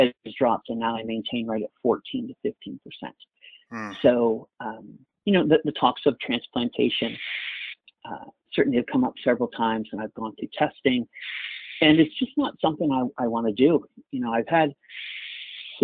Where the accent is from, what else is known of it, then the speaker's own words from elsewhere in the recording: Maryland, United States; I'm from Maryland